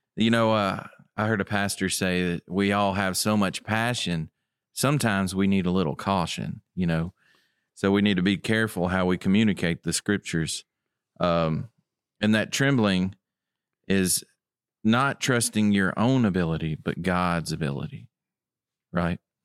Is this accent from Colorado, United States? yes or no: no; Tipton County, Tennessee, United States; I'm from Tipton County